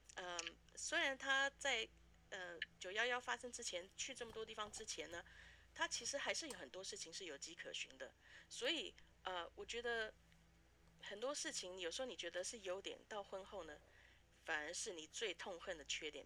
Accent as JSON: {"language": "Chinese", "country": "Taiwan", "tie": "born or raised there", "also_born_or_lived": "Canada / Vancouver, Canada", "moved": "as an adult", "lives_now": "Fargo, United States", "said": "在台湾长大，然后美，呃，是来美国读大学，后来跟家人移民到加拿大，就开始做事"}